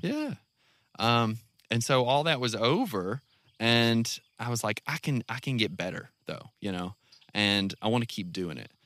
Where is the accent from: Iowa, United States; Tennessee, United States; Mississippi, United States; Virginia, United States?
Mississippi, United States; North; moved away as an adult; now in Garfield, United States; I'm from North Mississippi